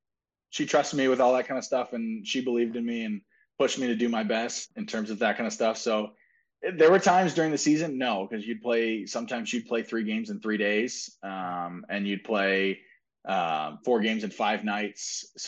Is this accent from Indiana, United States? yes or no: yes; Indianapolis, Indiana, United States; I was like, "I grew up here in Indy," and I was like, "and I've been playing hockey here in Indy for about 20 years.